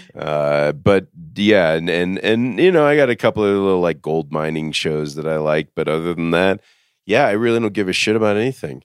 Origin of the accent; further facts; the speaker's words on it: Dallas, Texas, United States; moved away; I was from Dallas